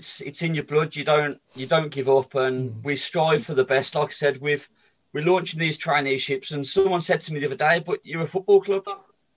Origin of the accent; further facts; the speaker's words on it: Birmingham, West Midlands, United Kingdom; I was brought up in Sheldon.